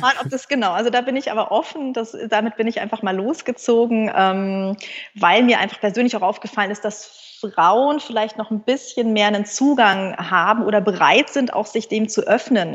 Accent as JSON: {"language": "German", "town": "Munich", "region": "Bavaria", "country": "Germany", "tie": "born or raised there", "also_born_or_lived": "Münster", "moved": "as an adult", "said": "ich bin ein Münchner Kindel und konnte, glaube ich, eher Skifahren als Laufen"}